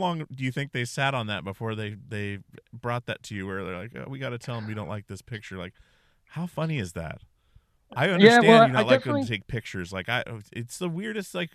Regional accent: Wasilla, Alaska, United States; we're from Alaska

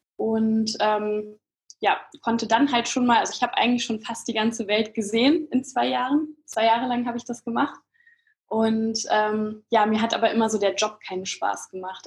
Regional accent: Kassel, Hesse, Germany; moved away as an adult; also born or lived in Frankfurt; Ich komme ursprünglich aus Kassel oder aus der Nähe von Kassel

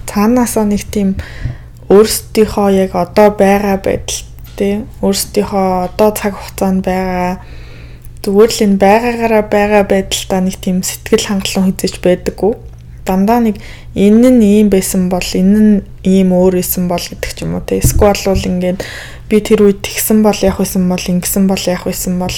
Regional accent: Mongolia; би Монгол төрөөгөө Америк хүн болж төрсэн байсан бол яах вэ

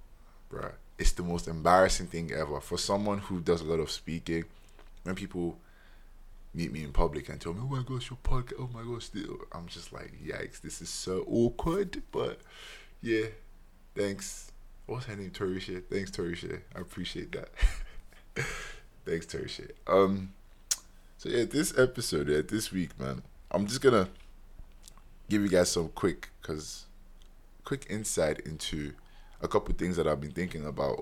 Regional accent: Nigeria; As a Nigerian, you're born with 5 to 10 aunties and uncles by default.

